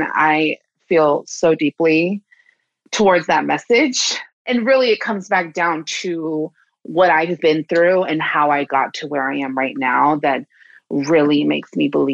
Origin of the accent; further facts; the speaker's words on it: Washington, District of Columbia, United States; moved away as an adult; also born or lived in San Francisco Bay Area; now in San Francisco, United States; I'm originally from Washington, D.C., but I've been living in the Bay Area since 2015